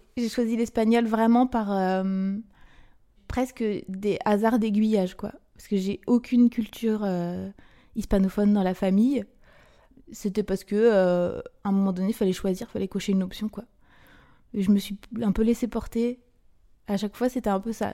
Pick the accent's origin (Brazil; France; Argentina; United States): France; Brittany; also born or lived in Côtes-d'Armor / Ille-et-Vilaine; j'ai grandi bah, euh, en Bretagne